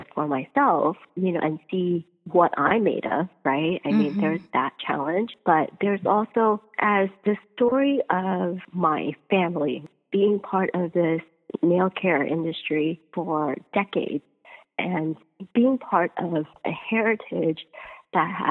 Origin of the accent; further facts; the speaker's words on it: United States; we're born and raised in America and we speak English at home